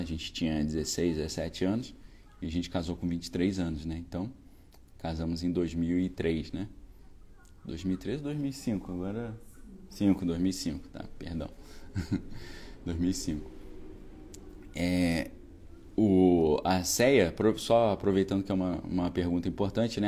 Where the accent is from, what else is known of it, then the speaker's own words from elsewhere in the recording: Niterói, Rio de Janeiro, Brazil; Quando eu fiz o doutorado, eu voltei para minha cidade natal ali, onde eu sempre morei nessa época, né? em Niterói.